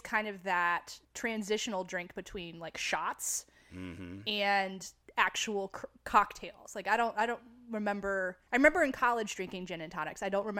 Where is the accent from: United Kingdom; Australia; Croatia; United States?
United Kingdom; I can say that I'm British.